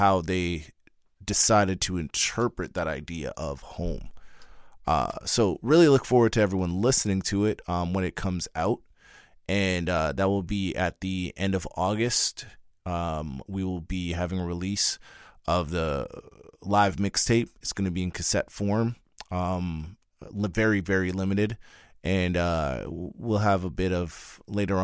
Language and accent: English; Trinidad & Tobago; as a Trinidadian